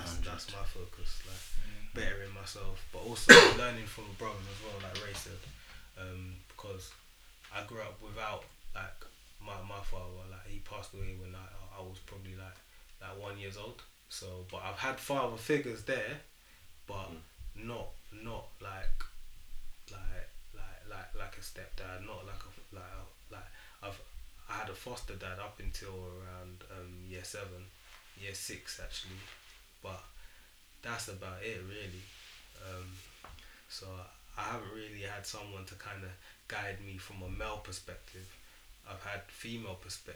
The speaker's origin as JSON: {"language": "English", "region": "London", "country": "United Kingdom", "said": "I'm from East London"}